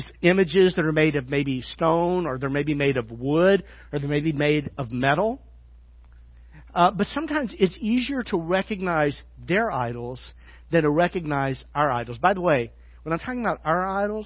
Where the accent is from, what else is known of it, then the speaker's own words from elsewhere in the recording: Arkansas, United States; now in Fairfield, United States; I'm from Arkansas. You know what that means? That means we're very religious.